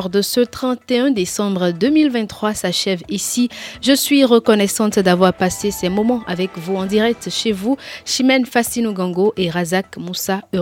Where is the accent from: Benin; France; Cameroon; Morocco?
Benin; Cotonou, Littoral; J'ai vraiment aimé, j'ai vraiment aimé. Moi, je suis de Cotonou, donc à quoi Kwakwa. J'ai pas fait un long déplacement.